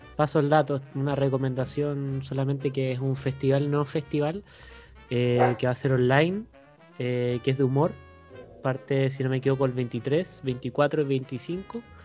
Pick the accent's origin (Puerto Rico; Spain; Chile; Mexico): Chile; ya estoy de vuelta en mi país, en mi patria